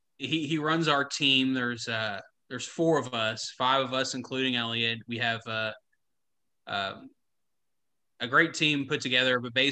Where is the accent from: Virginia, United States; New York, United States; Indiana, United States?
Indiana, United States; also born or lived in Kentucky; now in Atlanta, United States; this kid from Indiana